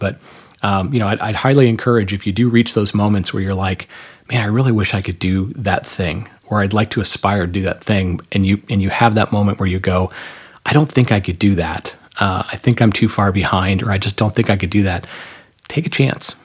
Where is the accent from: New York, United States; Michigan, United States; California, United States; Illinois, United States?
Michigan, United States; moved away; also born or lived in North Carolina; maybe I'll move back to my home state of Michigan